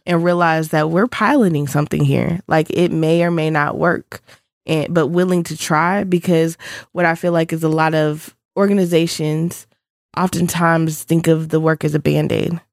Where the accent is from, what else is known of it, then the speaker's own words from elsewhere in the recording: Augusta, Georgia, United States; I'm from Augusta, Georgia, so a Georgia native.